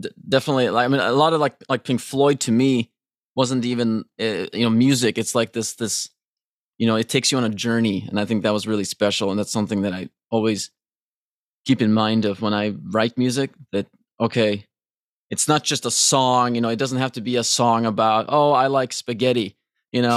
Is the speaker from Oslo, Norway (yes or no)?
no; Trondheim, Trøndelag, Norway; moved away as an adult; now in Los Angeles, United States; I was born in Trondheim